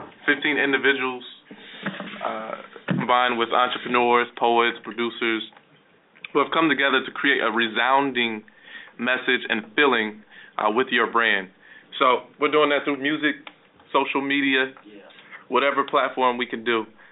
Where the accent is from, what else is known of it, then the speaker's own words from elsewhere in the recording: Ohio, United States; moved away as an adult; also born or lived in Chicago, Illinois; now in Dallas, United States; I'm from Ohio, but by the way of Chicago, Illinois. Spent 2.5 years there, and this flight to Dallas, Texas is actually my first time in Dallas and Texas